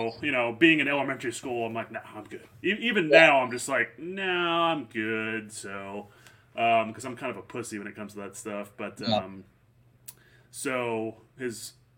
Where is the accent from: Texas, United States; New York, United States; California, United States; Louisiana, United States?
Louisiana, United States; New Orleans; I grew up in New Orleans